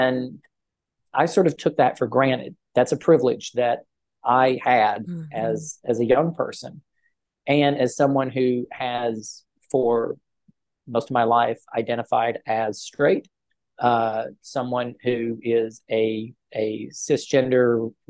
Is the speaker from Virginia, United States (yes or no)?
yes; Pound, Virginia, United States; now in Randolph County, North Carolina, United States; Pound, Virginia, which is my hometown, and sits right on the Virginia-Kentucky border